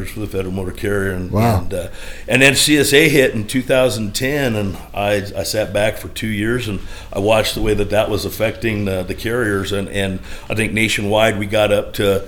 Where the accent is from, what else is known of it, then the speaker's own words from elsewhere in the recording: Delta, Colorado, United States; we're both from Delta